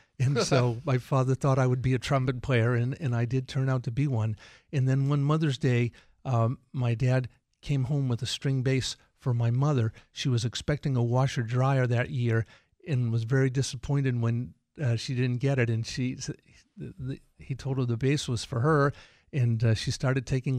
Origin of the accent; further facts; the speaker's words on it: Millis, Massachusetts, United States; We grew up in Millis.